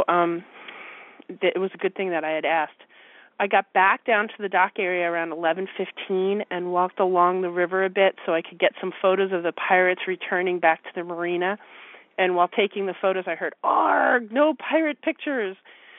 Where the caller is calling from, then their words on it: Philadelphia, Pennsylvania, United States; I'm calling from the Philadelphia area.